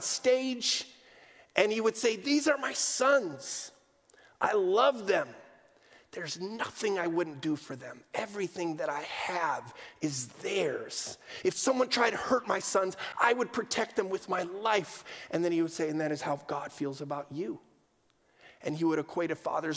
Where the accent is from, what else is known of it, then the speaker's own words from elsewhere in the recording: Amsterdam, North Holland, Netherlands; I grew up in Amsterdam, quintessential post-Christian context